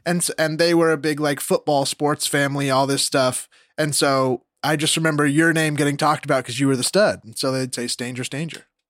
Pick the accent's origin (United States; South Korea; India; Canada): United States; Rocklin, California; moved away as an adult; now in Los Angeles, United States; I'm Rockland